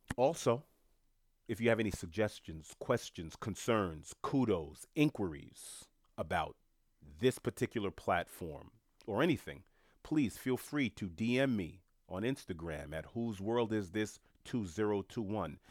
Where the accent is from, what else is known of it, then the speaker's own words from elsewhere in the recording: New York, United States; a New Yorker who's born and raised in New York